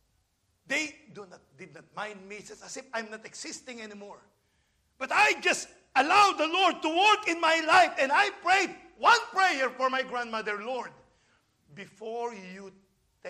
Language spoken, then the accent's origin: English; Philippines; now in United States; I'm a Filipino.